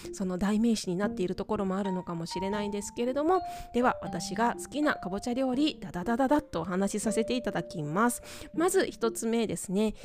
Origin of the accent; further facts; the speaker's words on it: Tokyo, Japan; moved away as an adult; also born or lived in Hong Kong; now in Okayama, Japan; 私、東京出身なんですね